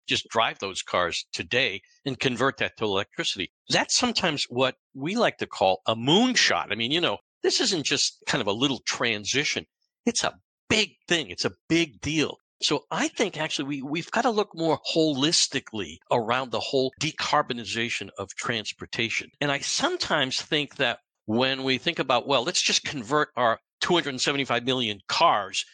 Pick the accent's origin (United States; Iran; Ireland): United States; Boston, Massachusetts; I come from Boston. I'm right now up the street from Boston, more or less